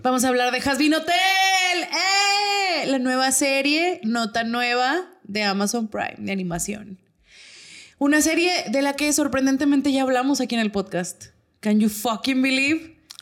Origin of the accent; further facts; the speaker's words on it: Torreón, Coahuila, Mexico; nosotros somos de Torreón